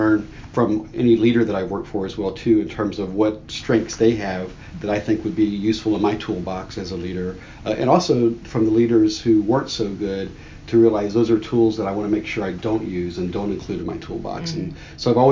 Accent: Miami, Florida, United States; moved away as an adult; also born or lived in Minot, North Dakota / Eielson Air Force Base, Alaska / Turkey / Arkansas; now in California, United States; I'm from Miami, Florida

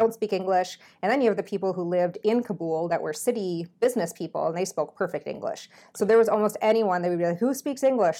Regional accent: Minnesota, United States; moved away as an adult; now in Iowa, United States; I'm from Minnesota

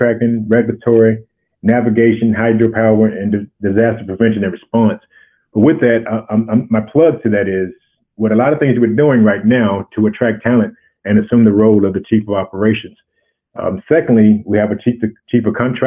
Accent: Arkansas, United States; I'm from Arkansas originally.

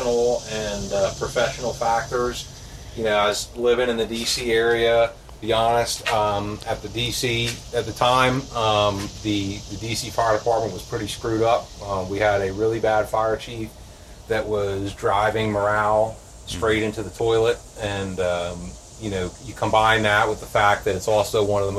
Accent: just outside of Philadelphia, Pennsylvania, United States; I started in the fire department in 1994 in my hometown, just outside of Philadelphia, Pennsylvania

